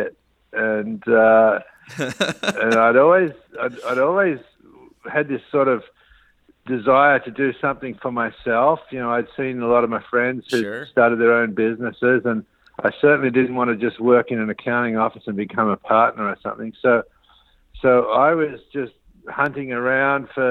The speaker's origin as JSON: {"language": "English", "town": "Canberra", "region": "Australian Capital Territory", "country": "Australia", "tie": "born or raised there", "moved": "as an adult", "lives_now": "United States", "said": "I grew up in Australia, a city called Canberra"}